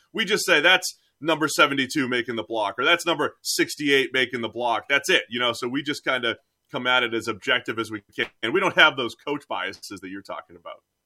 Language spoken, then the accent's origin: English; New England, United States; I am from New England